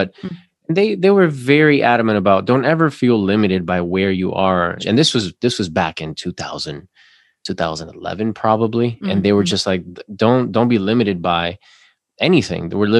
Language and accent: English; Florida, United States; now in Atlanta, United States; So I came from Florida, where Florida is still wanting to have something like that.